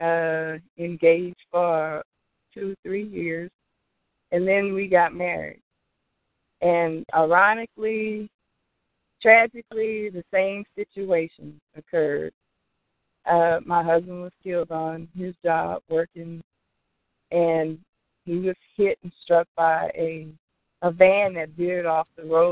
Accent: Opelousas, Louisiana, United States; moved away; my hometown, Opelousas, Louisiana. I grew up

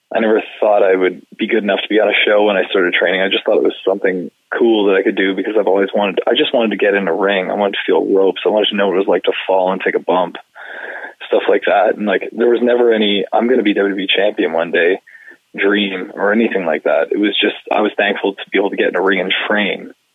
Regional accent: Canada; being Canadian

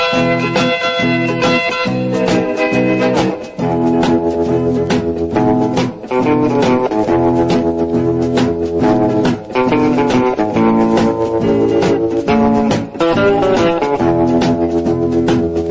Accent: New York City, New York, United States; a teenager growing up in New York City.

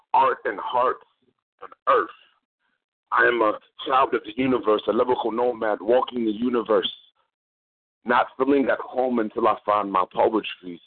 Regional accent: Norfolk, Virginia, United States; I am from Virginia. I am from Norfolk, Virginia.

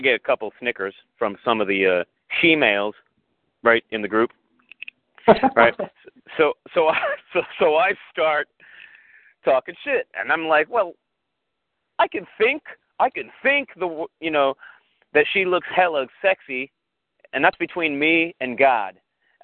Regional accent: Riverside, California, United States; now in Northern California, United States; I'm from Riverside. I moved up here because my ex moved up here

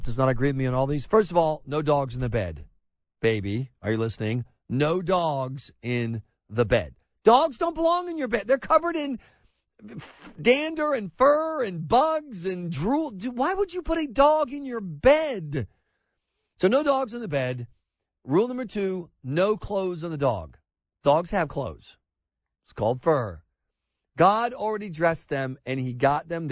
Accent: the South, Southern United States, United States; as a Southerner

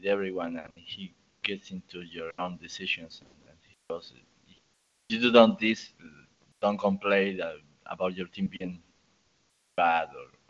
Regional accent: Argentina; English is a second language; I'm from Argentina.

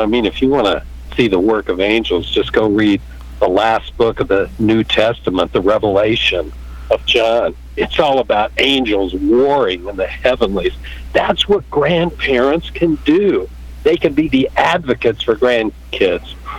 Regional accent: Kansas, United States; also born or lived in California; I'm from Kansas

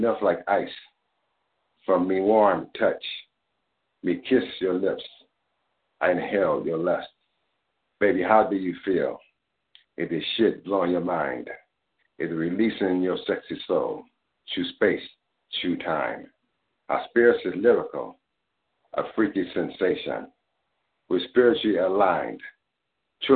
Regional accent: Grenada; I'm from Grenada, Caribbean. And so a lot of me poetry is coming from a Caribbean, Grenadian type of vibe

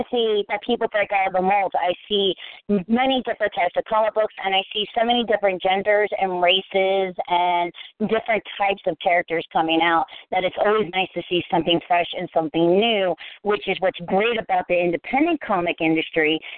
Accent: Cincinnati, Ohio, United States; moved away as an adult; also born or lived in Florida; born and raised in Cincinnati. I moved to Florida when I was 19, and I moved back in 2012

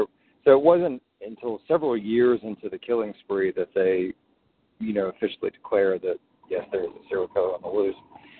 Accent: Birmingham, Alabama, United States; now in New York, United States; So I am actually originally from Birmingham, Alabama, but have lived in New York off and on for about 20 years.

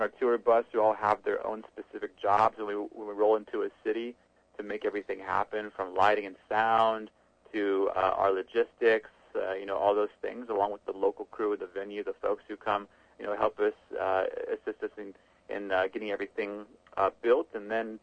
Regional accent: Midwest, United States; for a Midwest kid

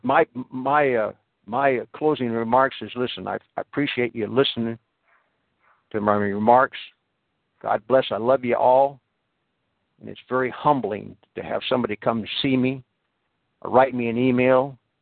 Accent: United States; I am an American

